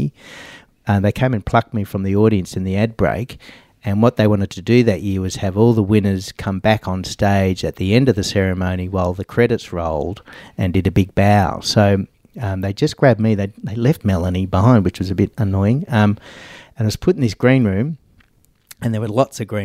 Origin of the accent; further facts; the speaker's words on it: Australia; I was from Australia